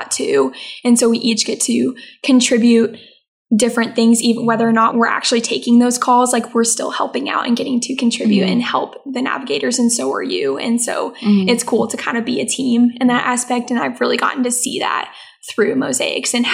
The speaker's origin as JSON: {"language": "English", "town": "The Woodlands", "region": "Texas", "country": "United States", "said": "I'm originally from the Woodlands, so just home for the summer"}